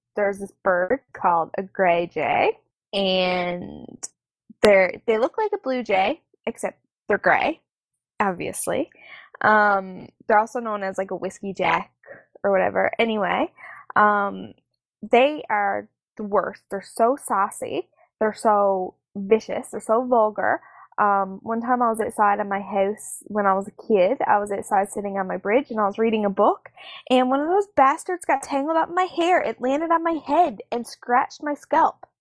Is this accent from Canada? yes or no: yes; Canada; where I'm from